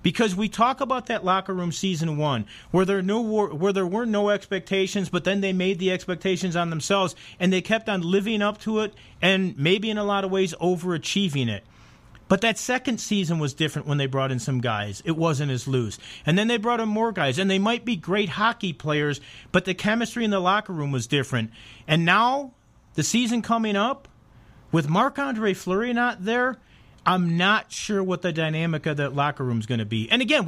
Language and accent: English; Chicago, Illinois, United States; I'm a Blackhawk fan. I'm from Chicago.